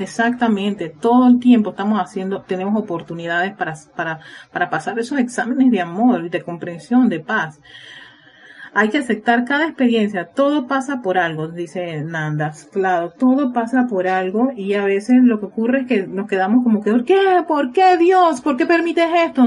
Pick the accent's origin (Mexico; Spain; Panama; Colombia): Panama; en mi país, en Panamá